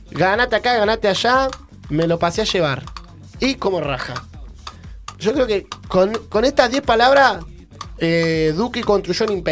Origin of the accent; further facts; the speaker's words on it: Neuquén, Argentina; tenemos eso que no pronunciamos las S del final, los neuquinos.